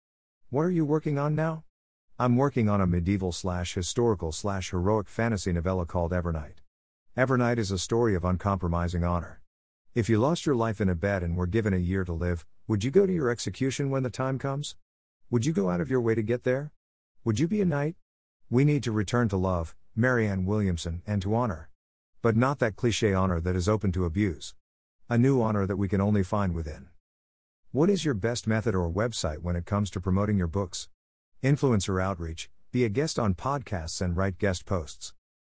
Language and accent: English; Germany; born there; English is a second language; I was born in Germany and, after graduating, enjoyed 2 years backpacking in Australia, New Zealand, and Southeast Asia.